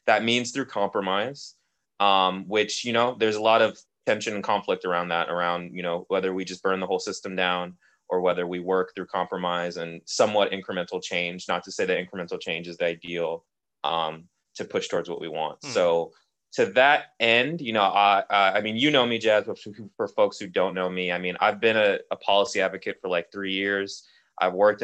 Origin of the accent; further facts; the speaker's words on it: Oakland, California, United States; I grew up in Oakland as a Black person.